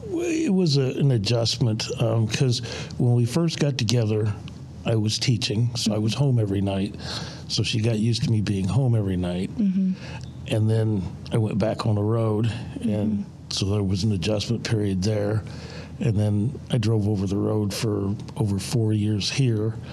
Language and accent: English; Tonica, Illinois, United States; I grew up on a farm about 50 miles north of here